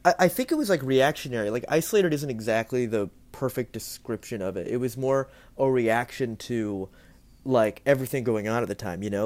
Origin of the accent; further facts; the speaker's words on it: Ocala, Florida, United States; I'm from Florida. I was born in, in Ocala